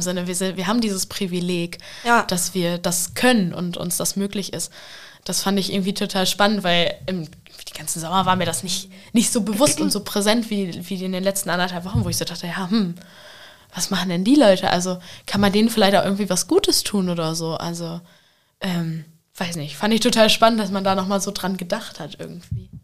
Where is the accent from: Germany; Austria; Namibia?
Germany; Vechta, Lower Saxony; in meinem Heimatdorf in Fechter